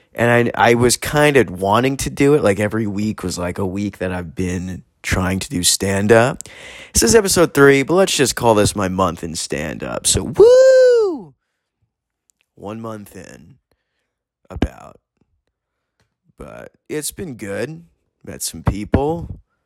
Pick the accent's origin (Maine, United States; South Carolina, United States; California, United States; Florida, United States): California, United States; San Diego; I'm from San Diego's Hillcrest